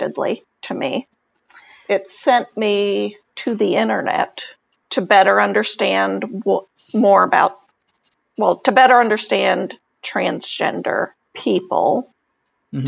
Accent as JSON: {"language": "English", "region": "Texas", "country": "United States", "tie": "born or raised there", "moved": "as an adult", "lives_now": "New England, United States", "said": "I grew up in Texas"}